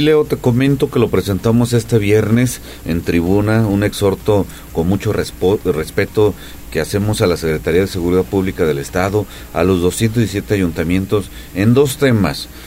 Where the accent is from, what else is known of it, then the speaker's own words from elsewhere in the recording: Coayuca de Andrade, Puebla, Mexico; Coayuca, mi pueblo